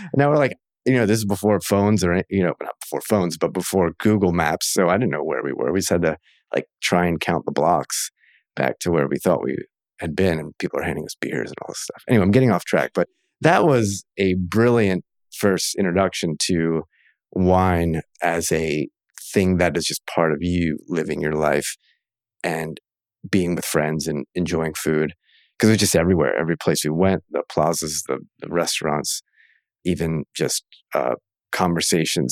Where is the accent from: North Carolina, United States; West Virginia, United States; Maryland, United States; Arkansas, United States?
Maryland, United States; now in Oregon, United States; in Maryland, of all places, which is where I grew up.